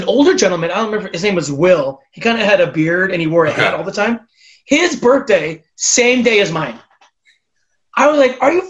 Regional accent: Southern California, United States; I'm from Southern California where it's warm and we have palm trees.

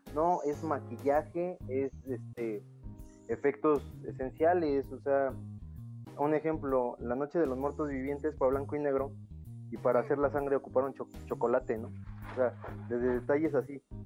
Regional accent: Mexico; yo soy mexicano

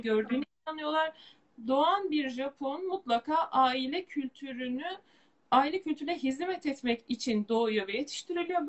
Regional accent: Turkey; Türk ve Müslüman bir topluma doğup büyüdüğümüz

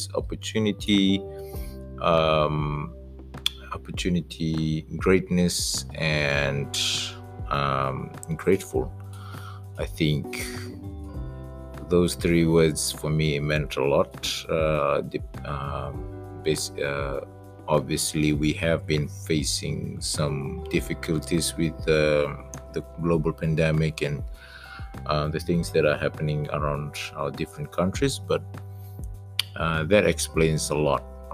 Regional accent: Suva, Central Division, Fiji; also born or lived in Sawaieke, Gau, Lomaiviti, Fiji; I was born in Suba, raised in the village for about seven years, and then moved to Suba for the rest of my life

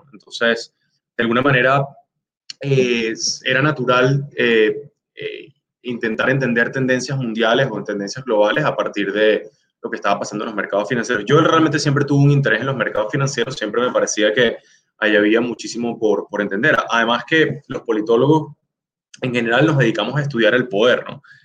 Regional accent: Venezuela; now in Chicago, United States; soy venezolano

